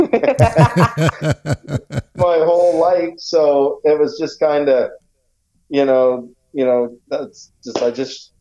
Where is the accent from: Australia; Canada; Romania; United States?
Canada; Saint John, New Brunswick; We were really lucky as kids here growing up in St. John